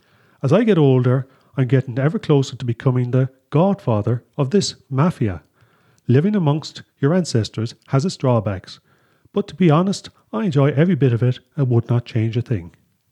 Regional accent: Munster, Ireland; As you already probably guessed, I'm Irish. Most, if not all, of my forebears, and now their offspring, come from the Munster area and still live here.

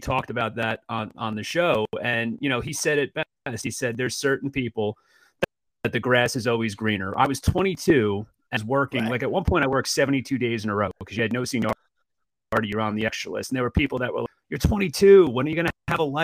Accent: Jersey Shore, Ocean County, New Jersey, United States; also born or lived in North Bergen, Hudson County, New Jersey; Born in Hudson County, North Bergen area. Grew up, down the shore for the most part. Went to high school in Ocean County

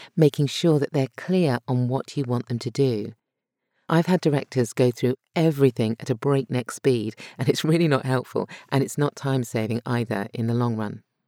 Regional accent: United Kingdom; accent: Brit; my Brit accent

